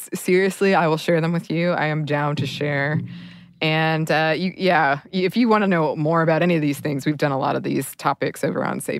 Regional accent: the South, United States; I grew up in the South as well. And so we do the Southern, pork, black-eyed peas, turnips.

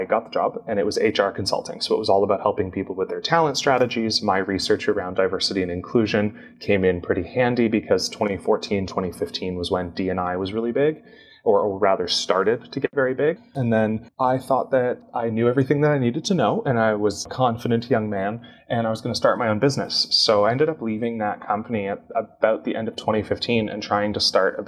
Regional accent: Canada; I'm Canadian.

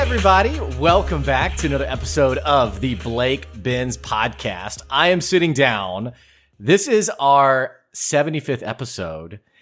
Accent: United States; I'm from here.

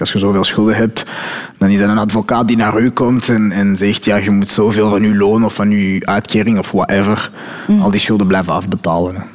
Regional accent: Belgium; also born or lived in Morocco (ancestry); ik ben gewoon een Belg zoals iedereen.

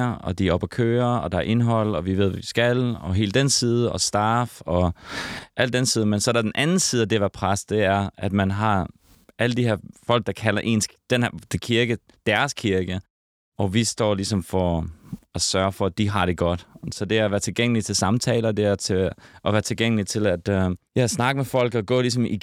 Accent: Herning, Central Denmark Region, Denmark; also born or lived in Sydney, Australia; now in Copenhagen, Denmark; Vi voksede op i Herning. Okay. I det mørke Jylland.

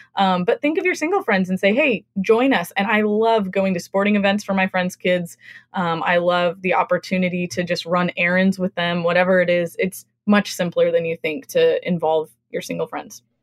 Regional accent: West Coast, United States; moved away as an adult; also born or lived in Midwest / the South; now in New England, United States; I grew up on the West Coast

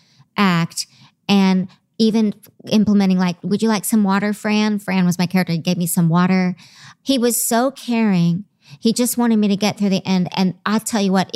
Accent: the South, United States; I'm from the South

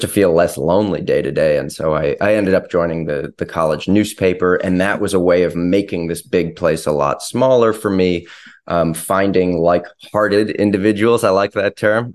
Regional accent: Ann Arbor, Michigan, United States; I was from Ann Arbor

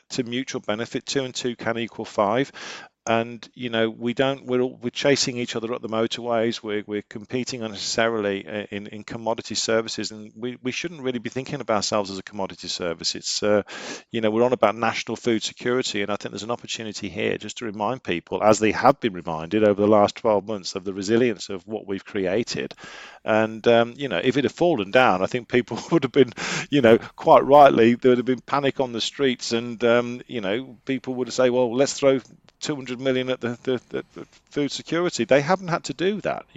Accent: United Kingdom; We're British

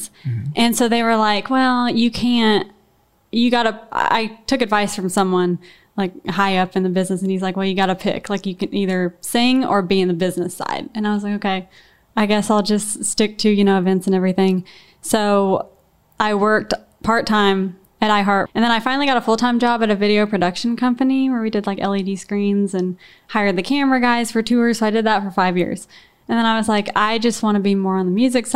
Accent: Wichita, Kansas, United States; now in Nashville, United States; I grew up in Wichita, Kansas, and like I grew up singing and everything

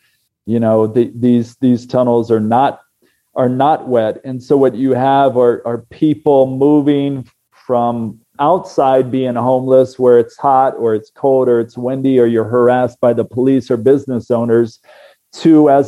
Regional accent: the South, United States; And I had not seen much of the West or Southwest growing up in the South.

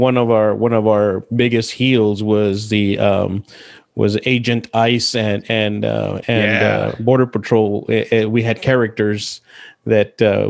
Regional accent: El Paso, Texas, United States; moved away as an adult; also born or lived in Marshall, Texas; I was born in El Paso, Texas. Your stereotypical underdog, you know, born to a single parent with an eighth grade education.

